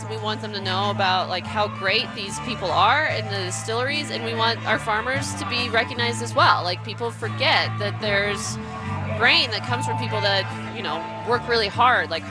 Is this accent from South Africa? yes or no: no; Burlington, Colorado, United States; So we really care about the communities that we grew up in. We grew up out in Burlington, Colorado.